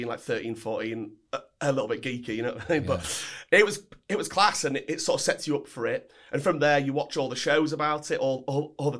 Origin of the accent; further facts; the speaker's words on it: Altrincham, North West England, United Kingdom; also born or lived in Knutsford, Cheshire; So I grew up in Timperley and Altrincham, which is around the same area